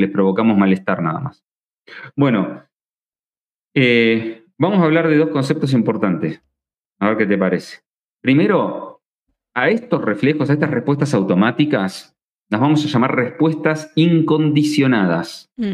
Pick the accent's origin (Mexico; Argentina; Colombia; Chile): Argentina; soy argentino